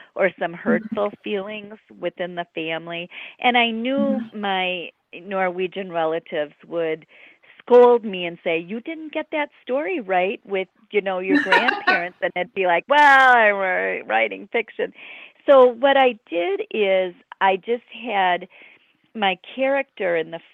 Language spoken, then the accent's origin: English; near Lake Michigan, Great Lakes, United States; I grew up near Lake Michigan